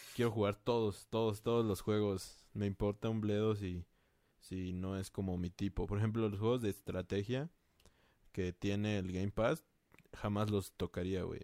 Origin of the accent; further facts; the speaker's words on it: Mexico; somos mexicanos